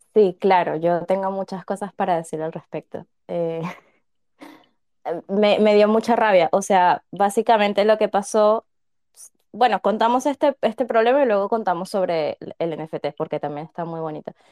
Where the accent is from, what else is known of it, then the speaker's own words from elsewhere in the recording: Caracas, Capital District, Venezuela; Yo soy venezolana